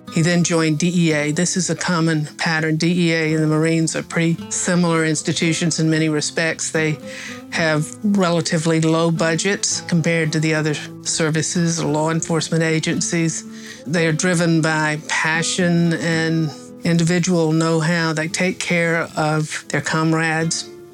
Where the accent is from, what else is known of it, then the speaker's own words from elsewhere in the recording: Appalachia, United States; I'm from Appalachia